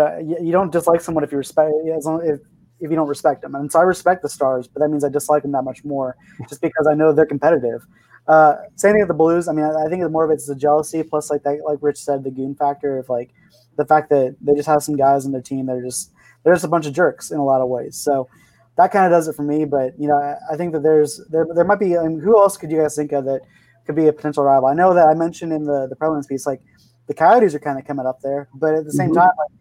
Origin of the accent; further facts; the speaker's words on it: Arizona, United States; moved away; I'm from Arizona originally